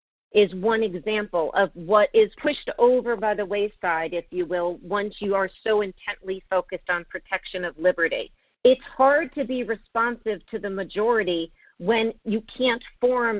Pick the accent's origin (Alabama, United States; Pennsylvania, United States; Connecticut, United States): Connecticut, United States; I was born in Connecticut